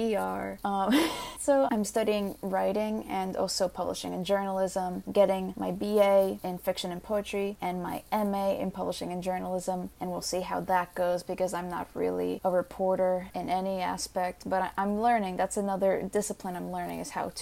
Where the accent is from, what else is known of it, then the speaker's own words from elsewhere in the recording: New York City, New York, United States; I was born and I was raised here in New York City